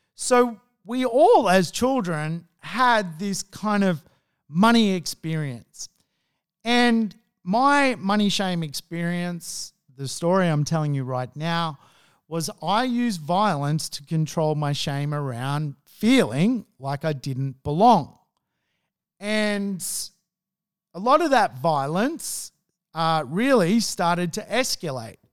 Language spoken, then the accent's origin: English; Sydney, New South Wales, Australia; I grew up in Hunnis Hill, which was a old money marketplace